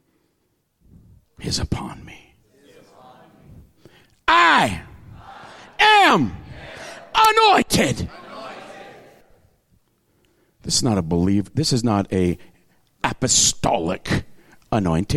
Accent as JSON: {"language": "English", "area": "Tyendinaga Mohawk Territory", "region": "Ontario", "country": "Canada", "tie": "born or raised there", "said": "I grew up in the Tondonega Mohawk Territory"}